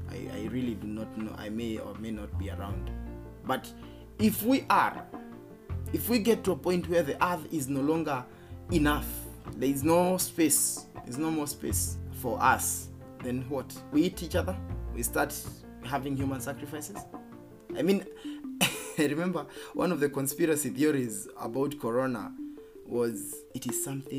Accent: Geturo, Murang'a County, Kenya; growing up in Geturo, Kandara constituency, Murang'a County

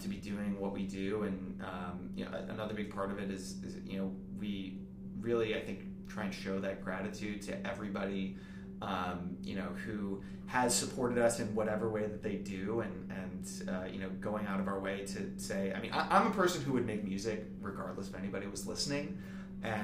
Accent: Milwaukee, Wisconsin, United States; now in Orlando, United States; I'm from Milwaukee originally

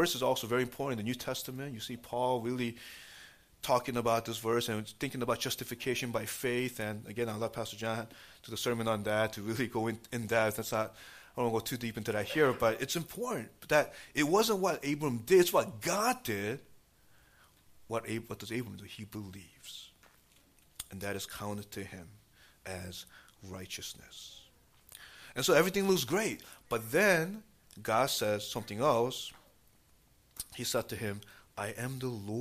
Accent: New York City, New York, United States; moved away as an adult; now in New Jersey, United States; growing up in New York City, and, you know, even now, you know, we actually live in New Jersey

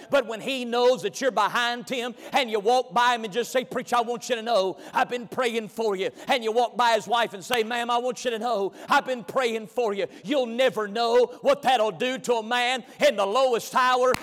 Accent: McLeansville, North Carolina, United States; I was raised in McLeansville, North Carolina

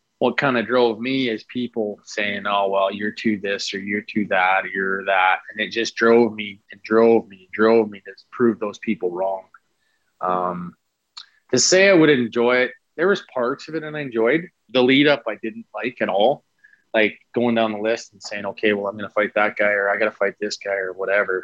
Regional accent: Saskatoon, Saskatchewan, Canada; I grew up watching Belak in Saskatoon

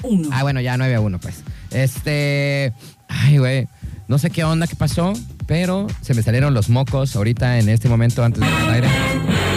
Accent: Mexico; Así somos nosotros los mexicanos

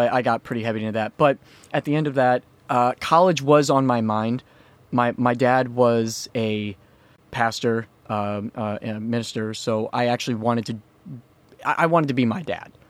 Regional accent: Iowa, United States; I grew up in an area that was called the Quad Cities

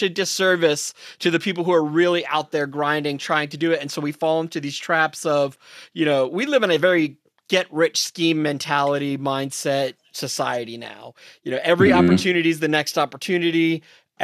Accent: New York City, New York, United States; I grew up, I'm from New York City

